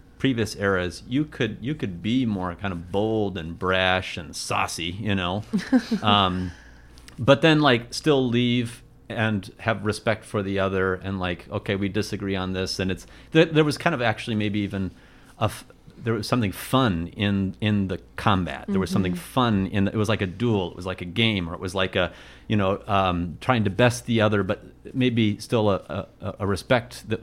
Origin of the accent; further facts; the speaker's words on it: Midwest, United States; we're all from the Midwest.